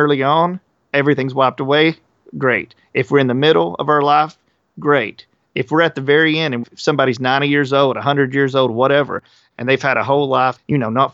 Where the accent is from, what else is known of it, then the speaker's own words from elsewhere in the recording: the Bible Belt, United States; we come from the Bible Belt.